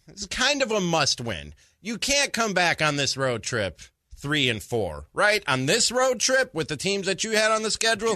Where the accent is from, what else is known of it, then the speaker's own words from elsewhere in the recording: Midwest, United States; moved away; I grew up in the Midwest